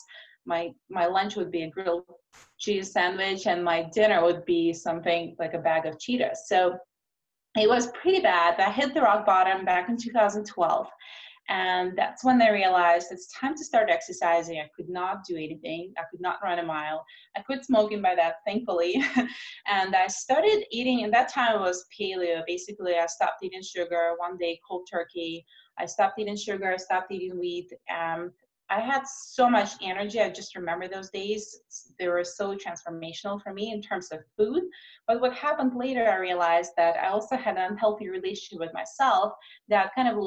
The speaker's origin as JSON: {"language": "English", "country": "Russia", "tie": "born or raised there", "also_born_or_lived": "Moscow", "moved": "as an adult", "lives_now": "United States", "said": "I grew up in Russia where we struggled to put enough food on the table."}